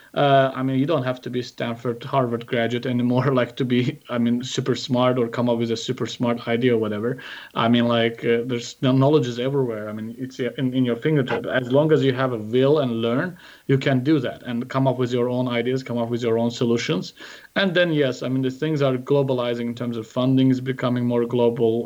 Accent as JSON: {"language": "English", "country": "Azerbaijan", "also_born_or_lived": "San Jose, United States", "said": "went back to uh, to Azerbaijan, established a venture there called Golden Pay"}